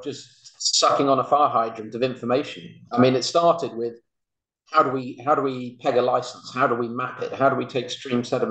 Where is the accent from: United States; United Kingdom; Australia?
United Kingdom; Birmingham, West Midlands; I grew up in Birmingham.